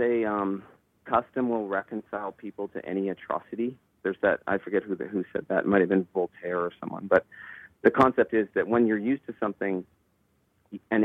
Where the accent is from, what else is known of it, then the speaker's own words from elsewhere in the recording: Owen Sound, Ontario, Canada; I'm from Owen Sound, and I didn't have the money